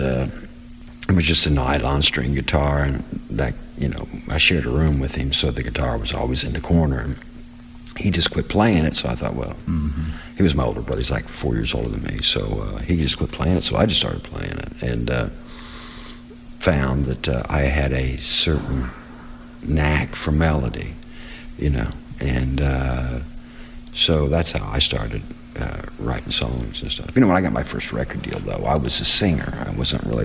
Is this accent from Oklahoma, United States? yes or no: no; Seymour, Indiana, United States; I enjoyed growing up in Seymour, Indiana